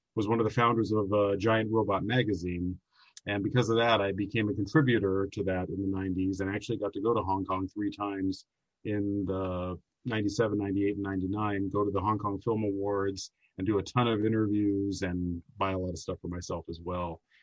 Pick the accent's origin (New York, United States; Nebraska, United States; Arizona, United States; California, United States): California, United States; Southern; I'm from the Southern California area. I grew up here